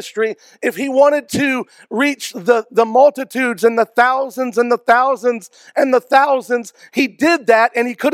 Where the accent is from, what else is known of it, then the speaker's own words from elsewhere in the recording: Georgia, United States; now in Travelers Rest, United States; I grew up in Georgia